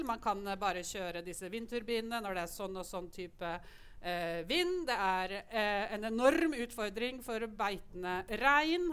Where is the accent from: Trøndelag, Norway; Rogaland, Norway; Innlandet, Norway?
Innlandet, Norway; Lillehammer; Jeg kommer fra Lillehammer